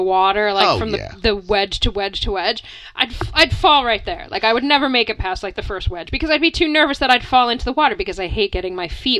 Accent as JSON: {"language": "English", "region": "Pennsylvania", "country": "United States", "tie": "born or raised there", "moved": "as an adult", "lives_now": "China", "said": "Hillbillyville, Pennsylvania is where I grew up."}